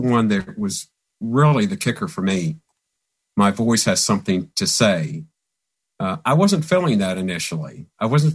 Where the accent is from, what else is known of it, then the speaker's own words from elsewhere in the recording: Christiansburg, Virginia, United States; moved away; I'm originally from Christiansburg, Virginia, which is in the southwestern part of Virginia